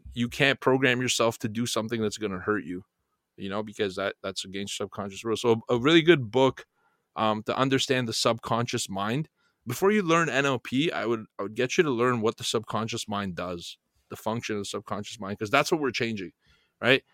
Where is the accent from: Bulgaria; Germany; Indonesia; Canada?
Bulgaria; moved away; coming from Europe, and I'm from Bulgaria